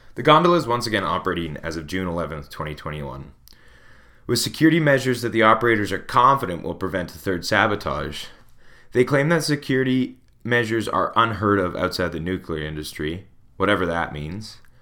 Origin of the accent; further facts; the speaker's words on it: Smithers, British Columbia, Canada; I'm from a ski town, Smithers